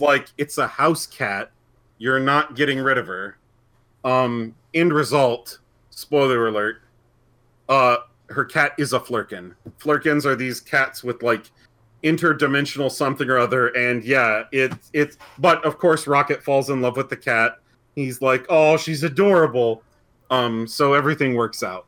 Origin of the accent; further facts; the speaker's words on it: Indiana, United States; I'm from Indiana